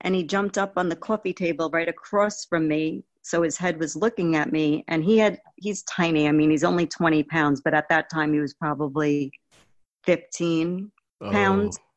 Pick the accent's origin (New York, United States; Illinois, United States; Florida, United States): New York, United States; Long Island; I'm born and raised in Long Island, New York